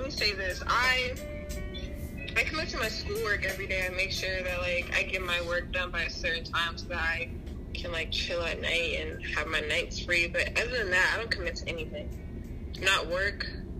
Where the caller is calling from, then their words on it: Columbus, Ohio, United States; I'm from Columbus, Ohio.